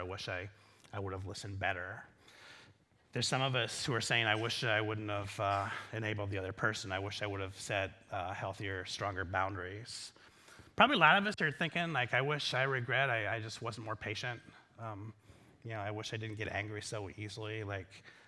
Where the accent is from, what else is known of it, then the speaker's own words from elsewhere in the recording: Iowa, United States; I'm from Iowa